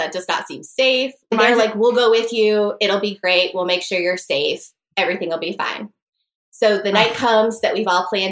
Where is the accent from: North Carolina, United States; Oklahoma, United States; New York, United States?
North Carolina, United States; I'm from North Carolina